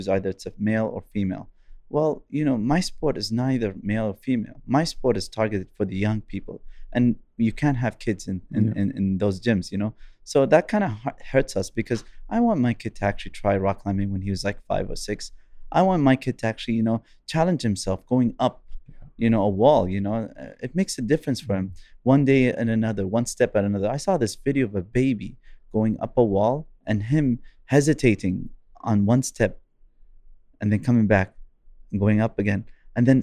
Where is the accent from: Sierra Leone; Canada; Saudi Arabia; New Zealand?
Saudi Arabia; Eastern Province; also born or lived in Japan; I'm from Shergiya